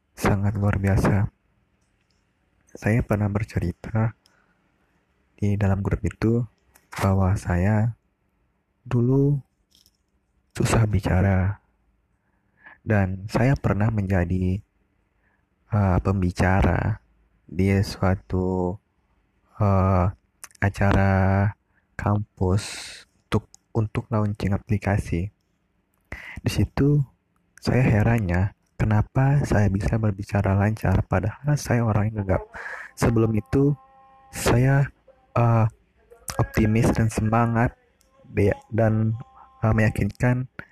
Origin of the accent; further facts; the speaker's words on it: Sumbawa, West Nusa Tenggara, Indonesia; Saya asal Sumbawa